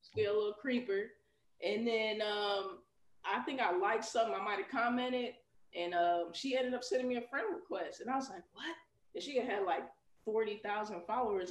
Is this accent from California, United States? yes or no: no; Chicago, Illinois, United States; now in Houston, United States; I grew up in Chicago